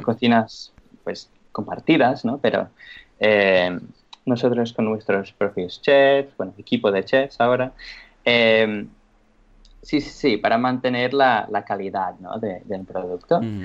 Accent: England, United Kingdom; moved away; soy inglés

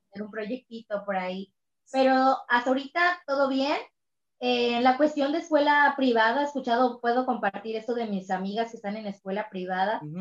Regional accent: Cancún, Quintana Roo, Mexico; Yo soy de Cancún, Quintana Roo

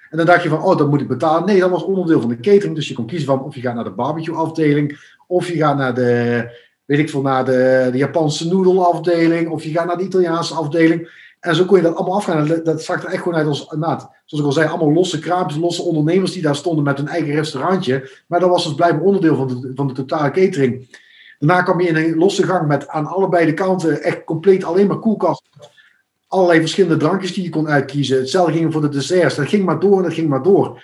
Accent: Venlo, Limburg, Netherlands; moved away; ik kom oorspronkelijk uit Venlo, eh, Limburg

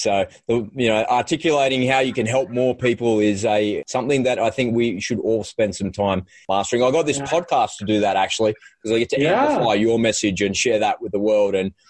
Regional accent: Australia; You know, I'm an Aussie. All Aussies love the outdoors.

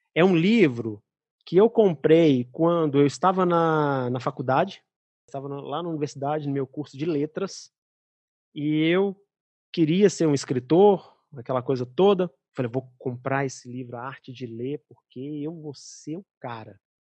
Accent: Belo Horizonte, Minas Gerais, Brazil; moved away; minha terra

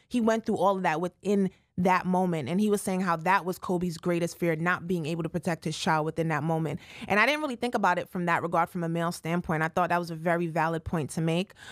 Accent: Jamaica; I'm Jamaican

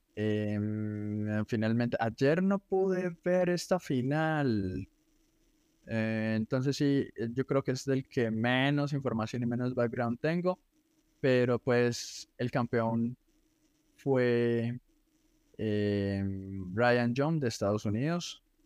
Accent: Colombia

